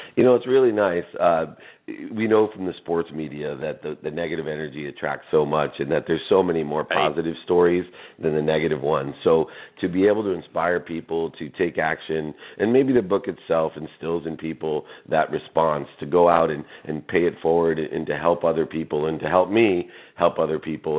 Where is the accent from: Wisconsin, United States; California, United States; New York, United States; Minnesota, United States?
California, United States; San Diego; I grew up in San Diego